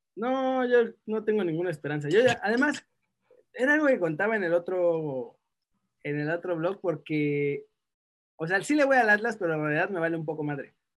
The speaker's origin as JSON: {"language": "Spanish", "country": "Mexico", "moved": "yes", "said": "ser mexicano me llena más de orgullo desde que me fui de México"}